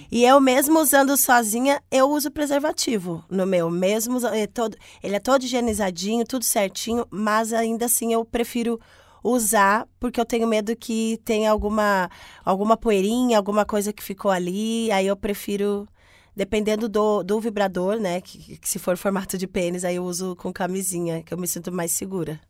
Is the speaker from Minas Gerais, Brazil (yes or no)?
no; Recife, Pernambuco, Brazil; tenho 49 anos, sou de Recife e sou psicóloga.